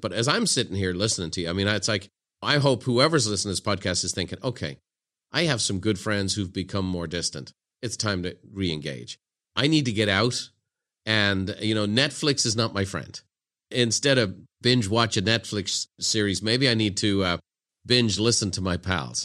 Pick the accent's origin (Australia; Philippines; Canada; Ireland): Ireland; moved away as an adult; now in San Diego, United States; growing up in Ireland in the nineteen eighties